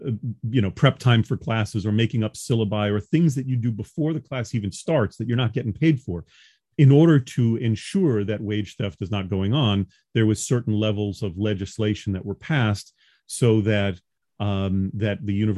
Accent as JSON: {"language": "English", "town": "Long Island", "region": "New York", "country": "United States", "tie": "born or raised there", "said": "Oh, yeah. I'm a New Yorker by birth. I'm from Long Island."}